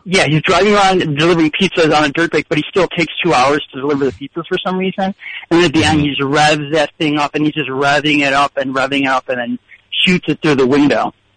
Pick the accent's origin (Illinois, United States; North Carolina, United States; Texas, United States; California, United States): Illinois, United States; Elgin; I'm from the suburbs